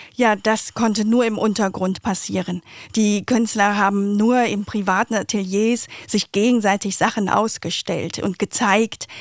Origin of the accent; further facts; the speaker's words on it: Vietnam; now in Berlin, Germany; Ich bin in Vietnam geboren äh, und chinesischer Abstammung